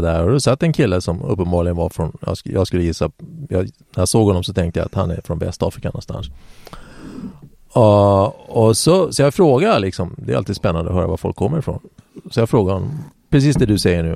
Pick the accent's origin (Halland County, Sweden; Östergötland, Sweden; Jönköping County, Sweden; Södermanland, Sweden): Södermanland, Sweden; Eskilstuna; där är jag född